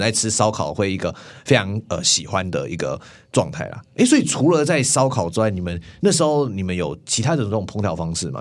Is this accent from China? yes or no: no; Tainan, Taiwan; 我是台南人嘛， 我们在台南很常有那种牛肉汤